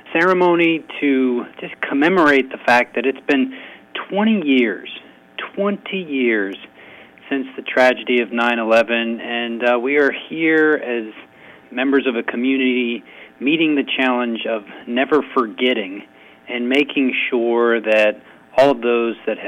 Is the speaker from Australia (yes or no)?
no; United States; I'm an American